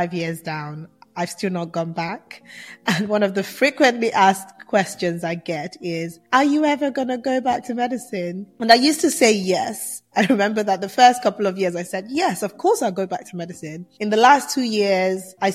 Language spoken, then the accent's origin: English; Nigeria; moved away; also born or lived in England; I'm Nigerian born, Nigerian raised, well, half Nigerian raised, half England raised, and I went through all of my teenage years in Nigeria